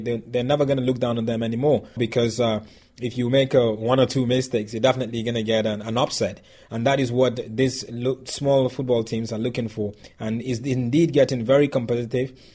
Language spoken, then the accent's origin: English; Nigeria; I'm Nigerian